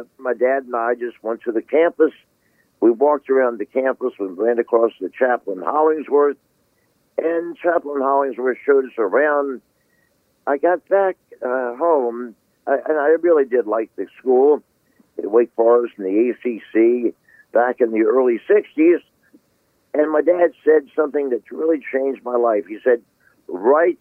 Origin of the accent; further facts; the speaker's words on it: Washington, District of Columbia, United States; I grew up in Washington, D.C., went to Wilson High School